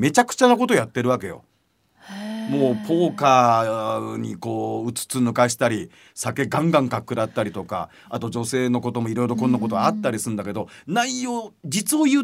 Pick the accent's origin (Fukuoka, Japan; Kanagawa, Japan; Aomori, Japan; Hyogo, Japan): Kanagawa, Japan; Sagamihara; 育った相模原ってところには米軍基地今いまだにありますけど